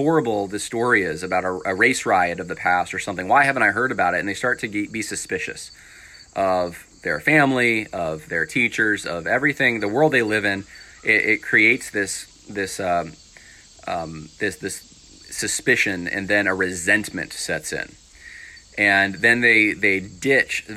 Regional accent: upstate New York, United States; also born or lived in California / Mississippi / Ohio; I was born in California, raised in upstate New York, had a lot of family in Mississippi

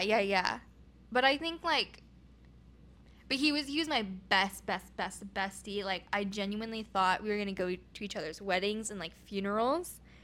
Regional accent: Oregon, United States; moved away; I'm from Oregon

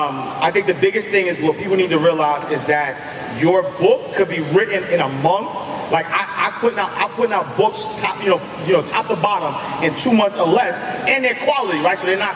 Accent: Harlem, New York, United States; The reason why I start off my story every day that I am from Harlem and I am from St. Nicholas Project, because there are a million, and I've never sold dope.

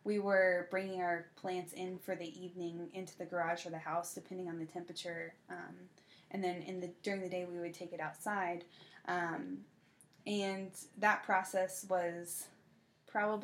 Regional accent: the South, United States; I'm from the South

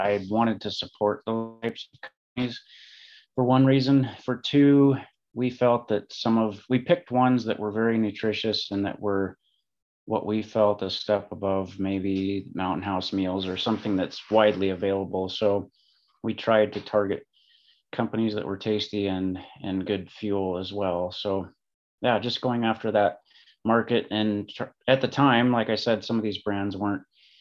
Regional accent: Helena, Montana, United States; also born or lived in Seattle, Washington; I grew up in Montana in Helena.

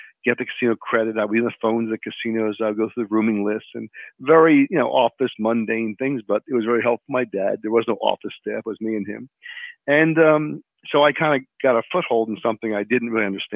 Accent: Philadelphia, Pennsylvania, United States; I grew up in Philadelphia

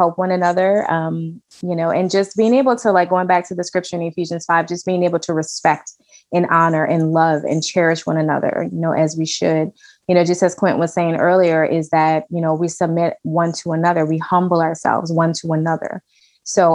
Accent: New Orleans, Louisiana, United States; We're from New Orleans

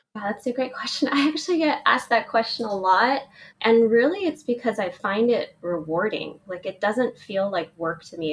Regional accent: Oakland, California, United States; I grew up in Oakland, California

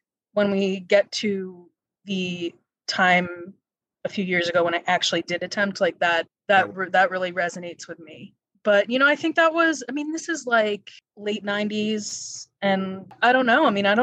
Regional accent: the D.C. area in Virginia, United States; moved away as an adult; also born or lived in Pittsburgh, Pennsylvania; I'm from the D.C. area in Virginia

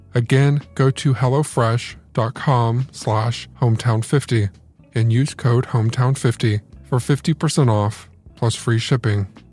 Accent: Indiana, United States; I'm a Hoosier. I am from Indiana

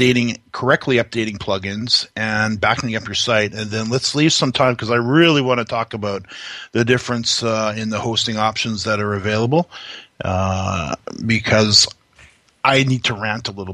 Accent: Canada; we're Canadian

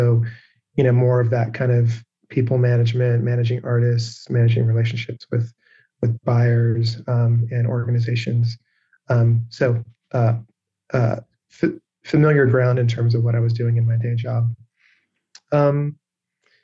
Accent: England, United Kingdom; moved away; also born or lived in Seattle; I grew up in England

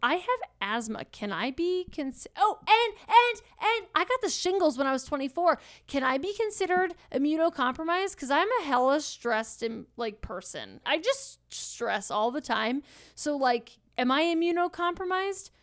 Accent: Pennsylvania, United States; I grew up in Pennsylvania

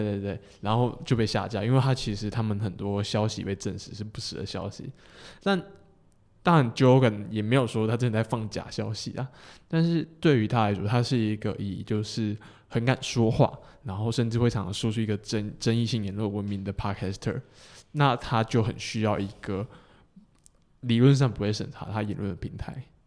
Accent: southern Taiwan, Taiwan; 我是南部，呃，嗯哼。南部人嘛，然后我在比较算传统家庭长大

